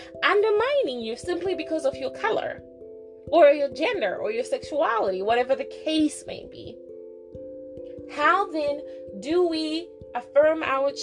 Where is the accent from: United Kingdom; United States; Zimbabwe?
Zimbabwe; growing up in Zimbabwe, we never really studied our Blackness, because we were the majority